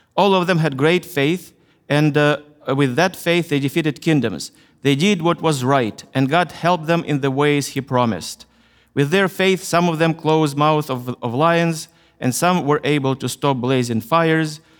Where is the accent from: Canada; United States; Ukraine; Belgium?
Ukraine; I was born in Ukraine, in, in the Soviet Union, the country I, I loved, which collapsed in 1991, and now my country is Ukraine